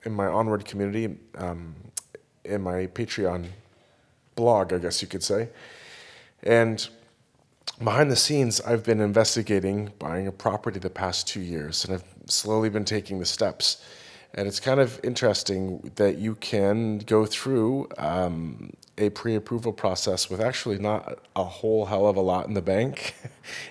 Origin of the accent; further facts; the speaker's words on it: Santa Cruz, California, United States; my hometown of Santa Cruz.